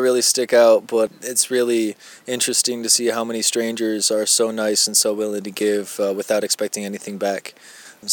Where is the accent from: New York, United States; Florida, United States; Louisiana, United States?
New York, United States; Buffalo; now in Houston, United States; I'm from Houston, Texas, originally from Buffalo, New York